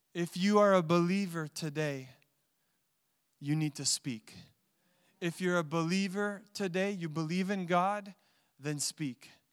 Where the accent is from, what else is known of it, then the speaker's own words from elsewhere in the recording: Montreal, Quebec, Canada; I had a best friend growing up in Montreal